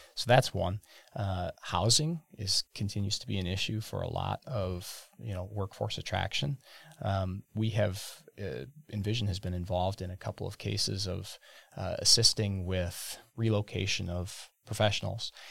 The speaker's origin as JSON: {"language": "English", "town": "Burnett", "region": "Wisconsin", "country": "United States", "tie": "born or raised there", "said": "I grew up in Burnett, Wisconsin, right off of Highway twenty-six in the shade of the Horicon Marsh"}